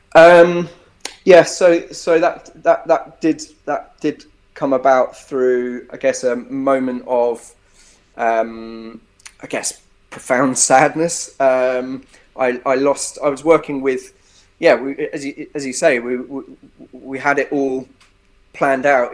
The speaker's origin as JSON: {"language": "English", "town": "Epsom", "region": "South East England", "country": "United Kingdom", "tie": "born or raised there", "also_born_or_lived": "Bristol", "moved": "yes", "said": "grew up in, in Epsom. I was born in Epsom in Surrey."}